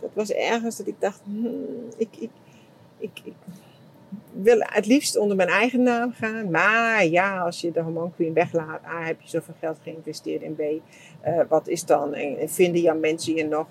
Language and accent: Dutch; Germany; Dutch is a second language; now in Netherlands; ik als Duitser